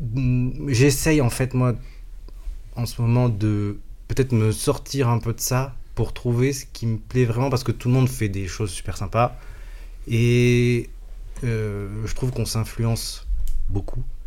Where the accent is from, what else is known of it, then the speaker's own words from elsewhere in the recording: Marseille, Provence-Alpes-Côte d'Azur, France; now in Paris, France; j'ai grandi à Marseille